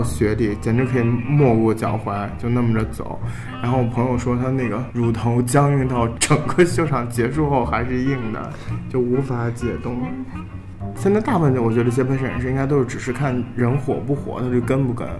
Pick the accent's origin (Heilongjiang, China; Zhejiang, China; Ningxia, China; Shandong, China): Shandong, China; Qingdao; 那但是我在青岛长大，我也没有觉得有很重的海味。